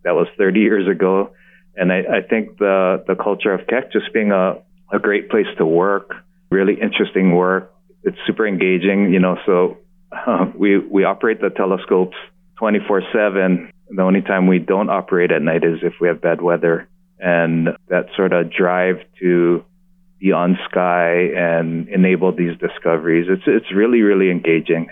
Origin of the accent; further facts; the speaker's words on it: Oahu, Hawaii, United States; being a local boy, you know, raised in, in Hawaii